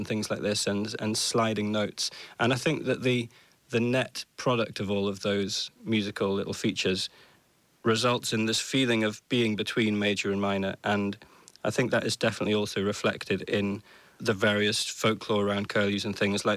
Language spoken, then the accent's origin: English; Orkney, Scotland, United Kingdom; born or raised there